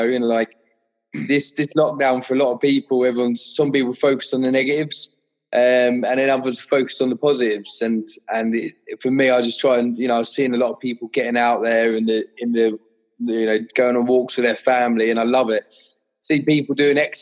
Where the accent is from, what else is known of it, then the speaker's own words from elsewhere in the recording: Kent, South East England, United Kingdom; I was from Kent